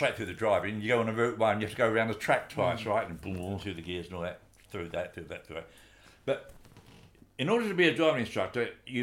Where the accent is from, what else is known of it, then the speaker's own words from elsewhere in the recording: Gravesend, South East England, United Kingdom; also born or lived in London / Lancashire; I'm from Gravesend.